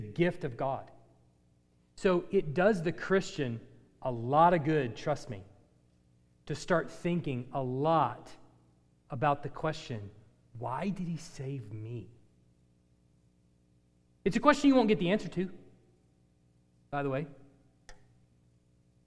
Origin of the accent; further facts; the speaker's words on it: United States; as Americans